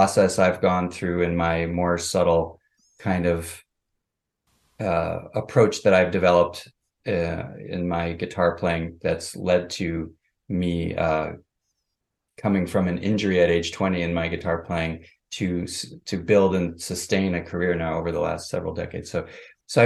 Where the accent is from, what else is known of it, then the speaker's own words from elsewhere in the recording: Minneapolis, Minnesota, United States; I grew up in Minneapolis, Minnesota